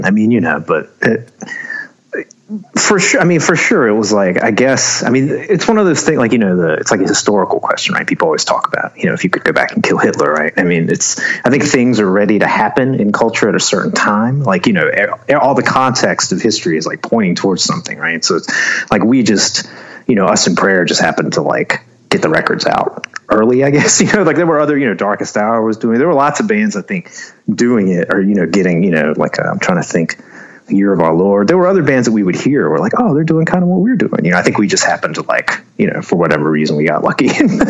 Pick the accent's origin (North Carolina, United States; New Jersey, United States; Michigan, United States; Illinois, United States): North Carolina, United States; Charlotte; Yeah, I was born and raised in Charlotte, actually. I mean, my parents are from Taiwan, but they, you know, went to college here and everything. So I was born and raised in Charlotte.